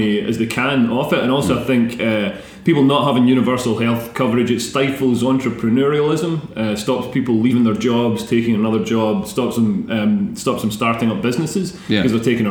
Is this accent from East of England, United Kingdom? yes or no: no; Scotland, United Kingdom; growing up in Scotland